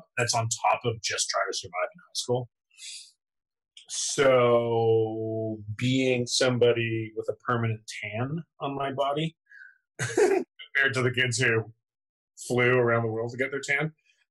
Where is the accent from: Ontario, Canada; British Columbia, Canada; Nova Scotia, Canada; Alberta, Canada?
Ontario, Canada; Scarborough; now in Los Angeles, United States; I grew up in Scarborough